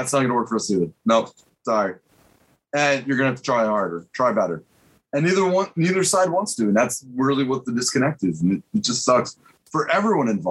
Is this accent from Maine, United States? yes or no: no; Massachusetts, United States; also born or lived in Connecticut; now in Pennsylvania, United States; when I was growing up in Massachusetts